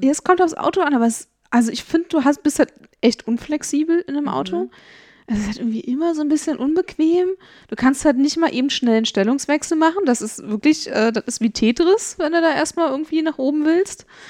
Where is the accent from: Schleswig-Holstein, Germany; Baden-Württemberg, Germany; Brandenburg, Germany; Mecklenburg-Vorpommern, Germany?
Brandenburg, Germany; Brandenburg an der Havel; Der höchste Punkt in meiner Heimatstadt, die Friedenswarte